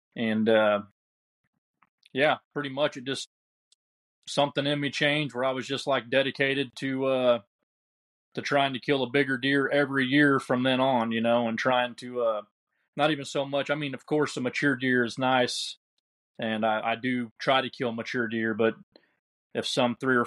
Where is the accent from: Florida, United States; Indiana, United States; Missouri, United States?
Missouri, United States; Southwest; I grew up in Southwest Missouri